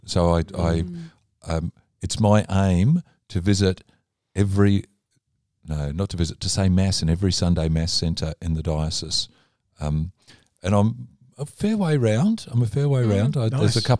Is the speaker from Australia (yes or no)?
yes; Melbourne, Victoria, Australia; also born or lived in Indonesia; I was born in Indonesia, as was the next brother down. Then my sister was born in Adelaide, a brother born in Darwin, and high schooling in Melbourne.